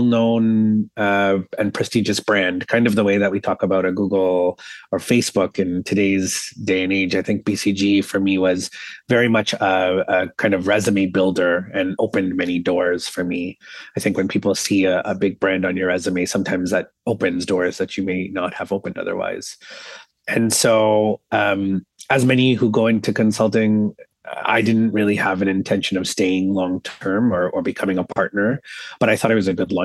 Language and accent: English; Toronto, Ontario, Canada; I was born and raised here in Toronto